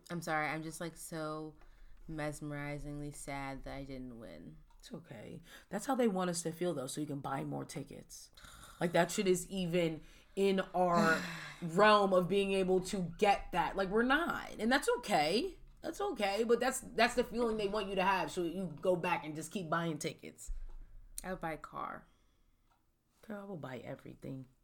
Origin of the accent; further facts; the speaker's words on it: the South, United States; I'm from the South, technically. My parents live down there.